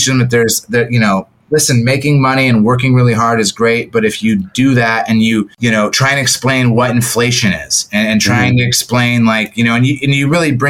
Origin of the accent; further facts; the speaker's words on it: Toledo, Ohio, United States; moved away as an adult; also born or lived in San Francisco Bay Area; I'm from Toledo, Ohio, and they're the two high schools, the one that I went